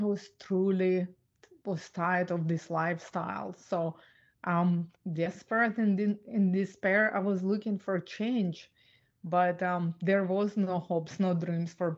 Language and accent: English; Ukraine; I was born and raised in Ukraine